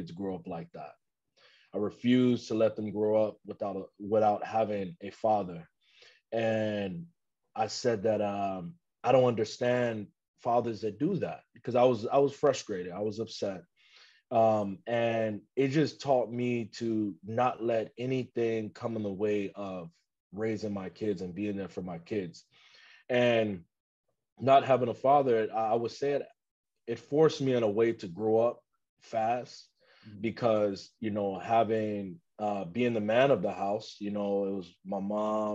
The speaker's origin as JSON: {"language": "English", "town": "Chicago", "region": "Illinois", "country": "United States", "tie": "born or raised there", "said": "growing up in Chicago"}